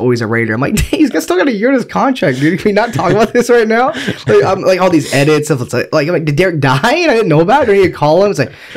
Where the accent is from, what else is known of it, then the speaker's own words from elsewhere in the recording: New York, United States; I'm from New York.